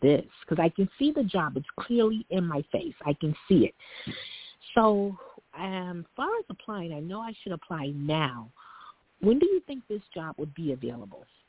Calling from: New York City, New York, United States; I'm calling from New York City.

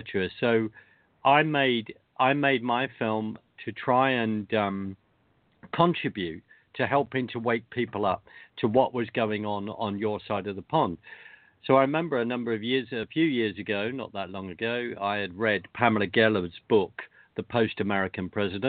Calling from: London, United Kingdom; Good afternoon, and I'm very well from London.

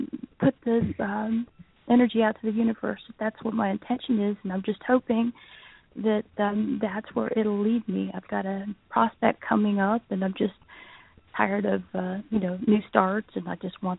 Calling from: Florida, United States; …, and that would be Central Florida.

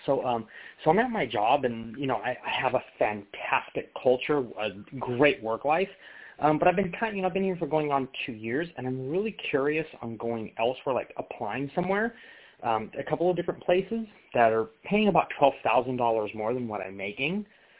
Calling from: California, United States; I'm calling from California.

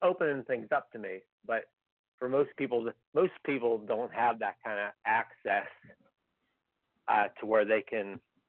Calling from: Pennsylvania, United States

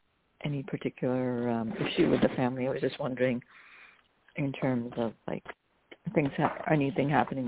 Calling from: New Jersey, United States; I'm calling from New Jersey.

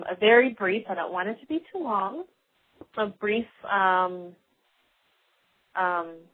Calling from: Colorado, United States; from Colorado, and I am a new listener.

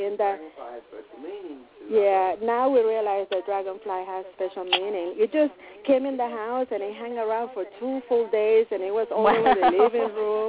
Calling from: Connecticut, United States; from Connecticut.

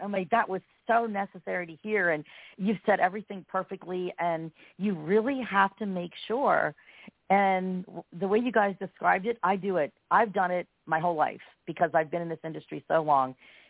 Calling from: Pennsylvania, United States; I am from Pennsylvania.

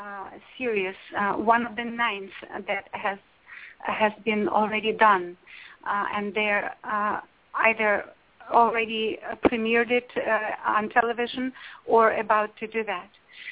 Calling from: Los Angeles, California, United States; yes, I'm calling from Los Angeles.

